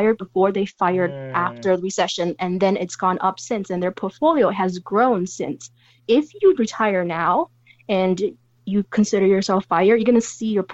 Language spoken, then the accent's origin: English; San Francisco, California, United States; I come from San Francisco